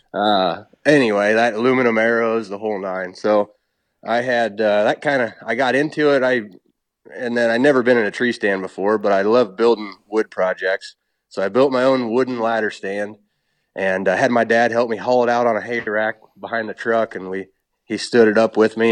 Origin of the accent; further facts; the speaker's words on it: Illinois, United States; I was born and raised on farm in Illinois